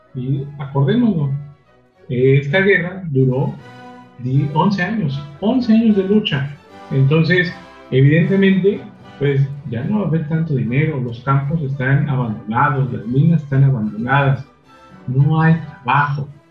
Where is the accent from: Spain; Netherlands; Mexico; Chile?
Mexico; somos mexicanos o nuestra sangre latina